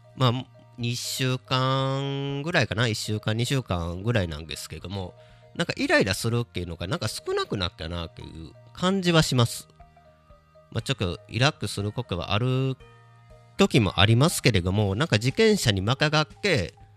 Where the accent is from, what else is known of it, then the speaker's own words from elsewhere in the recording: Kobe, Hyogo, Japan; moved away; 地元の神戸帰った時に